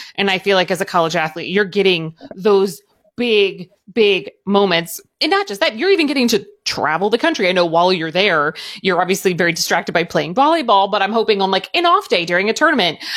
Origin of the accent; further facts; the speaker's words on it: Southern Indiana, United States; I grew up in Southern Indiana